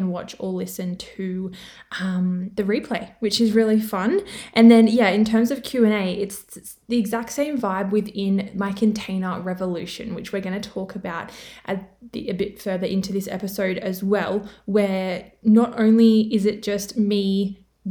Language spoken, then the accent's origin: English; Australia; accent: Australian; I'm from Australia, which you can probably tell by my accent, which I didn't even know I had one